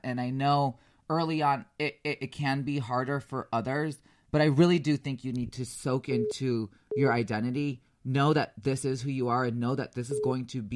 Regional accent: Chicago, Illinois, United States; moved away; the culture that I was brought up in Chicago decades ago

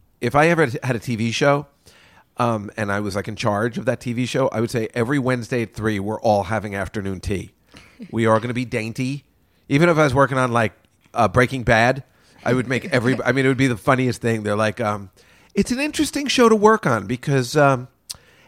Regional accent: New York, United States; we're from New York

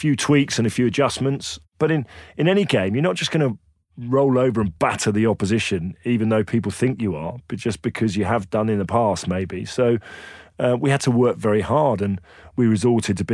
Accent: England, United Kingdom; as an Englishman

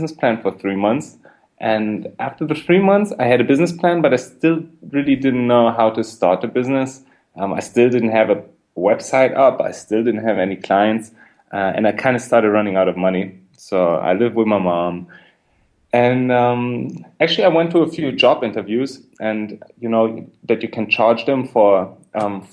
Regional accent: Berlin, Germany; I'm from Berlin. I grew up in Berlin

